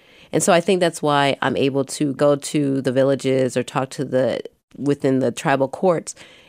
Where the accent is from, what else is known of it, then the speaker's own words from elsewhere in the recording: Milwaukee, Wisconsin, United States; I grew up in Milwaukee. I grew up in the projects. My mother is Korean. My father is Black.